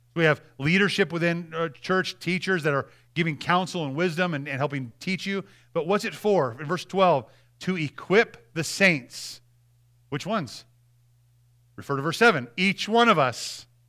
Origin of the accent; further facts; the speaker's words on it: Montana, United States; I'm from Montana